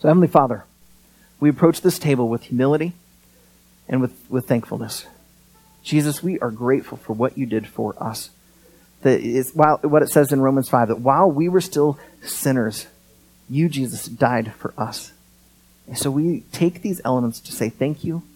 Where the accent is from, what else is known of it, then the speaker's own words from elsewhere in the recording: United States; As an American